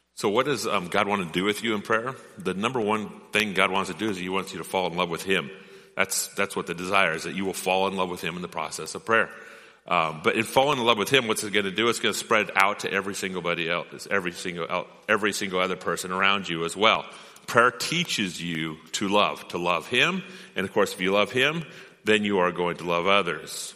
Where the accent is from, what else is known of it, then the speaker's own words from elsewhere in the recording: Rogue River, Oregon, United States; I grew up on the Rogue River.